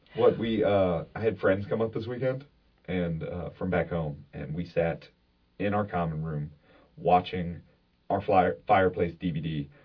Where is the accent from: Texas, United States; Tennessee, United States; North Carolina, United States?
North Carolina, United States; moved away as an adult; North Carolina, we've got tobacco, hog farms.